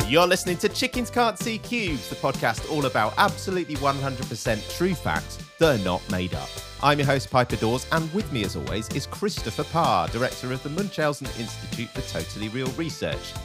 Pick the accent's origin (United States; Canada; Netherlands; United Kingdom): United Kingdom; As a British person